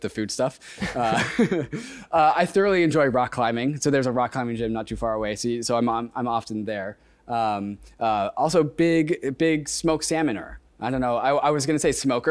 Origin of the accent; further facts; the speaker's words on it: Seattle, Washington, United States; Seattle's my hometown